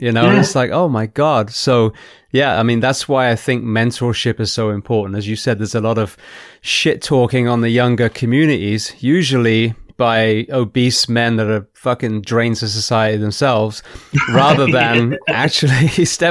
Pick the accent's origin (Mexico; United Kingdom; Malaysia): United Kingdom; South West England; moved away as an adult; now in United States; growing up in, you know, in England, in the Southwest, the Chipnam boys and the Corsham boys